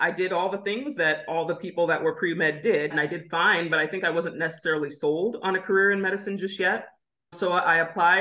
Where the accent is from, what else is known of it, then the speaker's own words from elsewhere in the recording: Lincoln, Nebraska, United States; I was born in Lincoln, Nebraska